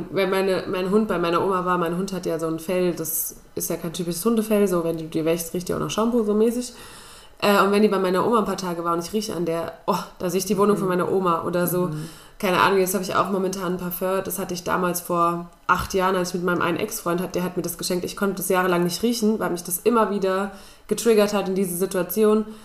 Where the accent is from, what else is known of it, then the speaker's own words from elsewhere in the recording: Spain; Das ist meine Kindheit in Spanien.